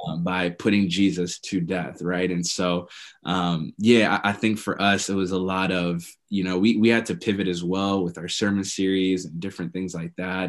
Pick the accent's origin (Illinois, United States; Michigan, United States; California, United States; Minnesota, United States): Minnesota, United States; I'm from Minnesota